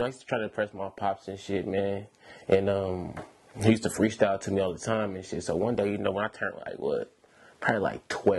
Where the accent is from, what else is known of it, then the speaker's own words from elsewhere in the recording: Milwaukee, Wisconsin, United States; now in Sacramento, United States; So, yeah, I'm from Milwaukee, Wisconsin, man. So, I moved out here back in, like